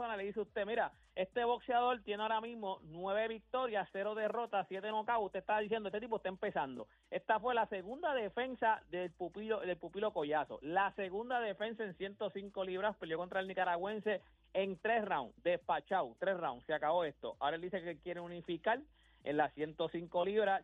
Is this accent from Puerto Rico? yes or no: yes; Puerto Rico